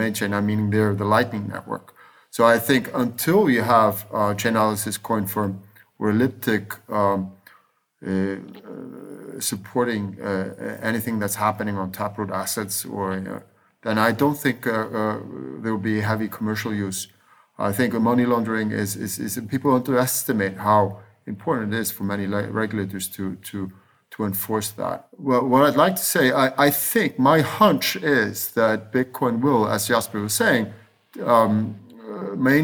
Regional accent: Iceland; moved away; I was raised in Iceland during double-digit, sometimes triple-digit inflation

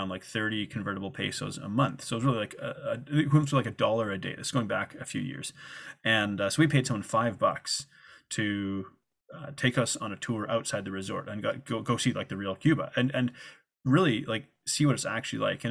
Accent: Canada; moved away as an adult; also born or lived in Guadalajara, Mexico / South Africa; I'm from Canada and it's part of North America

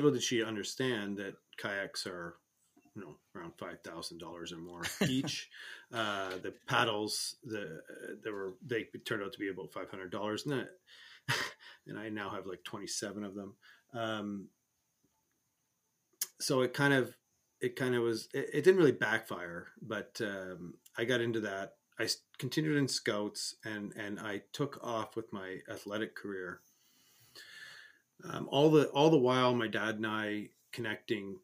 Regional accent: Canada; as a Canadian, hockey is a big sport

